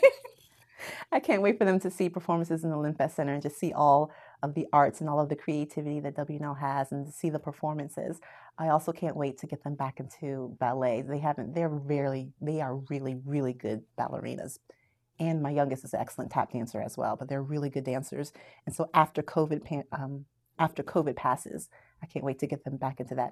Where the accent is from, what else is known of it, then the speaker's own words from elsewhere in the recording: Daytona Beach, Florida, United States; moved away; I grew up in Daytona Beach, Florida